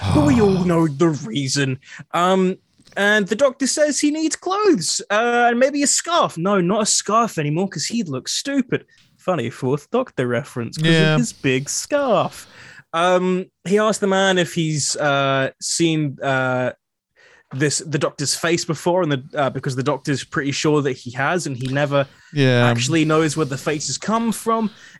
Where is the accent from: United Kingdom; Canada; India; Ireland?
United Kingdom; Scotland; Anyway, but being Scottish is good, so we can complain about things.